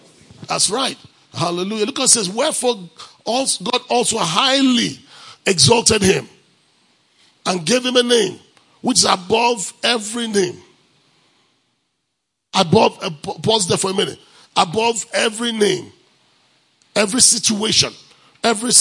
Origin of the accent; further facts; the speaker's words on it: Nigeria; moved away; I'm from Africa. Where in Africa? Nigeria.